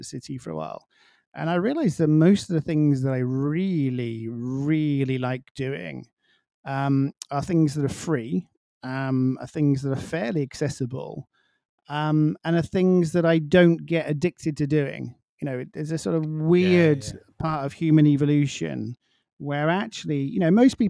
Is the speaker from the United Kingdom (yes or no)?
yes; England, United Kingdom; now in Miami, United States; being English and coming from a small village